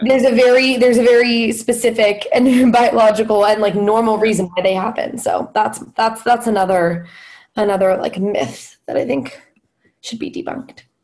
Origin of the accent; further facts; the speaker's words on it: Los Angeles, California, United States; moved away as an adult; now in Philadelphia, United States; I'm from Los Angeles, and LA in itself is a is a pretty progressive place comparatively, you know, compared to the rest of the country. And I feel like I was in my own little like liberal bubble um, in in high school and kind of growing up.